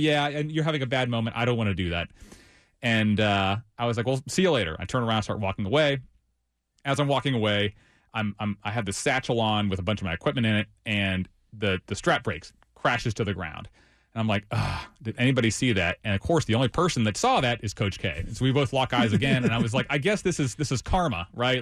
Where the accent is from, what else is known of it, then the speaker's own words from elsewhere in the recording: Ohio, United States; also born or lived in West Virginia / Charlotte, North Carolina / Greensboro, North Carolina; now in North Carolina, United States; I'm originally from Ohio, lived in West Virginia for a little while, and, and made my way down here